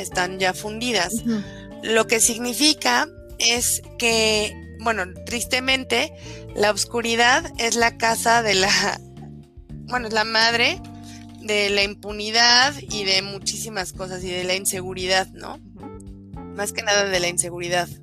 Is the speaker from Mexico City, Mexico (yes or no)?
yes; Álvaro Obregón, Mexico City, Mexico; Pau y yo y las demás eh, compañeras que conformamos la red somos oriundas de Álvaro Obregón, nacimos en Álvaro Obregón y hemos vivido aquí toda nuestra vida